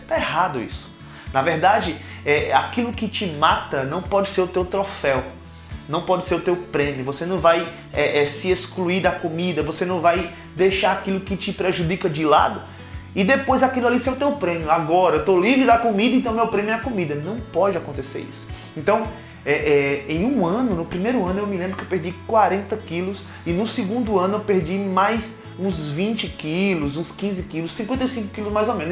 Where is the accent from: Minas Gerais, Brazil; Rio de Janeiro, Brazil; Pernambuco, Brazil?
Pernambuco, Brazil; Caruaru; moved away as an adult; also born or lived in São Paulo; now in Montevideo, Uruguay; Eu sou de Caruaru, Pernambuco